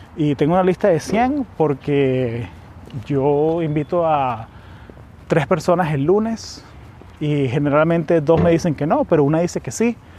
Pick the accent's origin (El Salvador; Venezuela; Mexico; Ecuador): Venezuela; now in United States; yo soy venezolano, vivo aquí en Estados Unidos hace ya casi 20 años